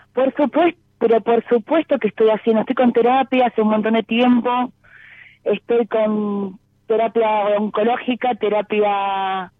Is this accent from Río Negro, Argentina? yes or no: no; Exaltación de la Cruz, Buenos Aires, Argentina; De Saltación de la Cruz